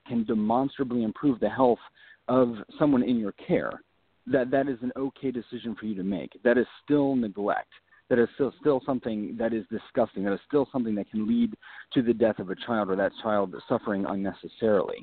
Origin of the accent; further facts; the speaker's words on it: northern Wyoming, United States; I'm from northern Wyoming.